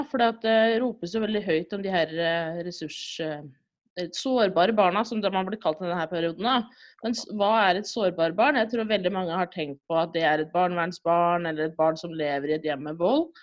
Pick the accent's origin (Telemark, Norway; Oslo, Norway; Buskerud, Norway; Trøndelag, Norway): Telemark, Norway; Rjukan; now in Trondheim, Norway; Ja, det blir sånn trøndersk innimellom her, tror jeg. Men jeg er egentlig fra Rjukan da, i Telemark.